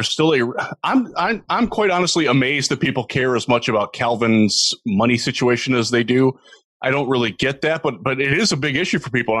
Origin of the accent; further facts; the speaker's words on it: Northeast Ohio, United States; growing up in Northeast Ohio